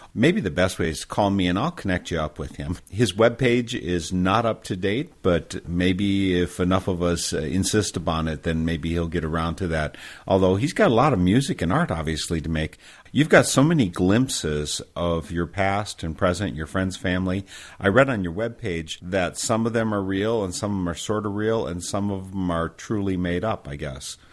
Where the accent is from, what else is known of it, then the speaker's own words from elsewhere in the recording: Midwest, United States; accent: Midwestern; I have this amazing Midwestern accent